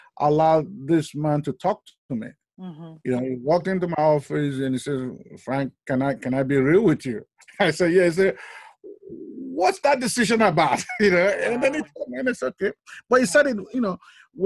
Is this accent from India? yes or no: no; Nigeria; now in United States; I was born in Nigeria. I was West Africa